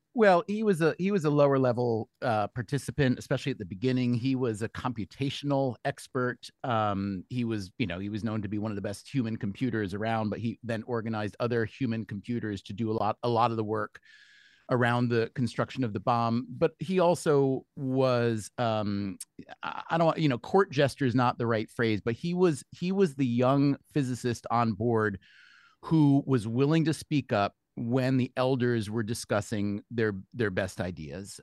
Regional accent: New York, United States; as a New Yorker myself

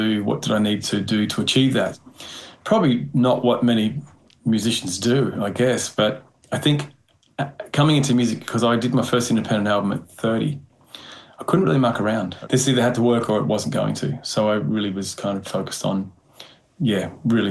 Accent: Chinchilla, Queensland, Australia; moved away; also born or lived in Brisbane; I grew up in Chinchilla, a small country town. So, you know, I moved to Brisbane

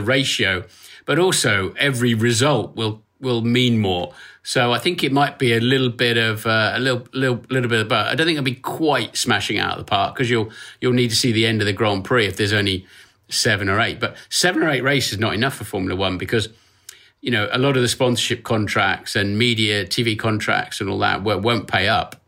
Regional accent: Norfolk, East of England, United Kingdom; I was born in Norfolk, uh, which is a, a bit up from Cambridge in the eastern part of the U K. I'm a country boy, and I still live five miles away from where I was born

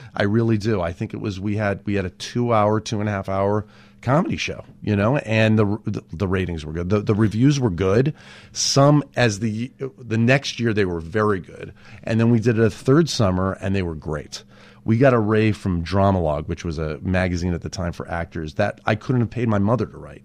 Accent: Los Angeles, California, United States; out in Woodland Hills, that's where I grew up

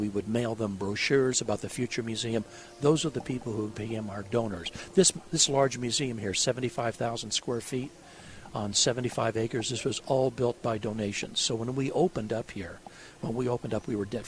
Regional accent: Los Angeles, California, United States; moved away as an adult; also born or lived in San Diego; now in Northern Kentucky, United States; I grew up in the Los Angeles area

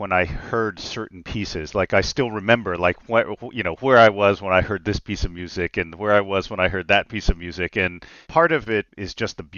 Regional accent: Nashville, Tennessee, United States; I grew up in Nashville, Tennessee

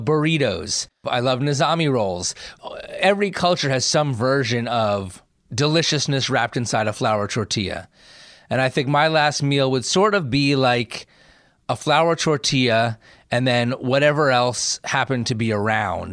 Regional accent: New Jersey, United States; I grew up in New Jersey

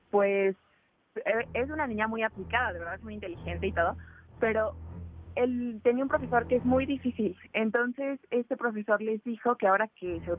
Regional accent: Bogotá, Colombia; accent: mix; Yo soy de Bogotá, aunque, bueno, como dices, mi acento, mi acento es una mezcla.

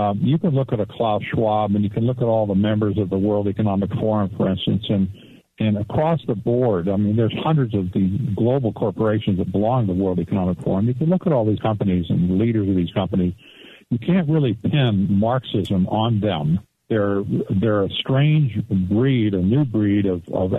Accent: Arizona, United States; I'm from Arizona personally, and we're mostly a red state

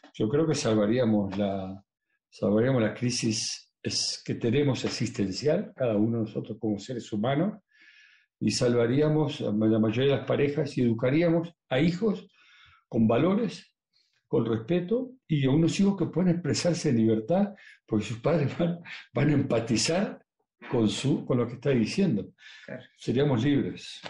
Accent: Uruguay; moved away; yo ahora vengo de, vengo de Uruguay eh, y me, visité todas las casas que yo he vivido

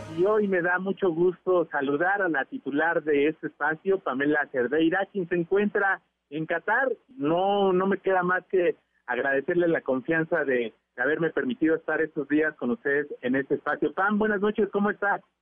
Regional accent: Mexico; nosotros como mexicanos

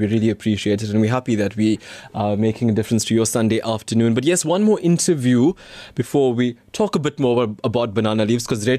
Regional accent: Durban, KwaZulu-Natal, South Africa; accent: Durban; So I go there and surprise them with my Durban accent and got them wondering, how did I finish off in Durban?

